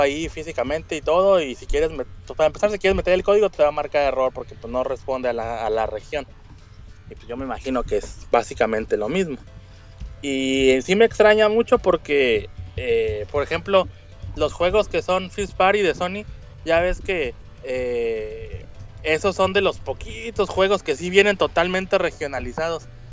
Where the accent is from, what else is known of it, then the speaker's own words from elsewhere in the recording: Monterrey, Nuevo León, Mexico; now in Gifu, Japan; yo soy de Monterrey